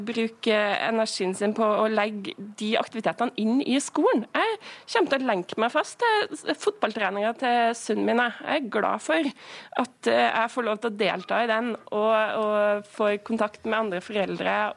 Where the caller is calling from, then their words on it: Namsos, Trøndelag, Norway; Nå er jeg direkte inne fra Nord-Trøndelag, og her er det veldig få som snakker om tidsklemme.